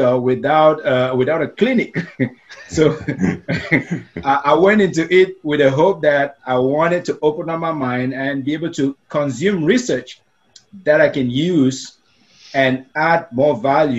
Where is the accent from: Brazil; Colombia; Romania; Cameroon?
Cameroon; first language Meta; English is a second language; also born or lived in Asia; now in United States; as a little kid growing up in Africa, in a country known as Cameroon